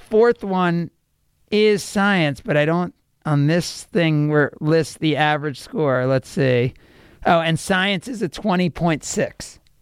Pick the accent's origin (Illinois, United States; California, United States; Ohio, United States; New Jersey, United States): New Jersey, United States; now in Wisconsin, United States; I am from New Jersey